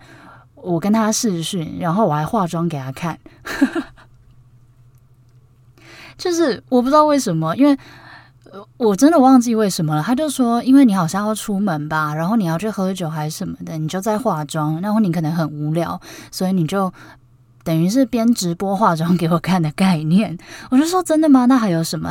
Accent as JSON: {"language": "Chinese", "region": "Taipei", "country": "Taiwan", "said": "因为我是台北人"}